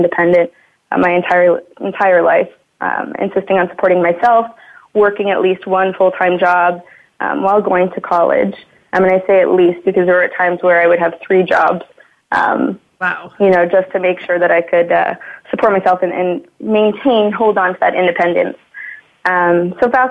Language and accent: English; Burlington, Ontario, Canada; I was born and raised in Burlington, Ontario, so just outside of Toronto here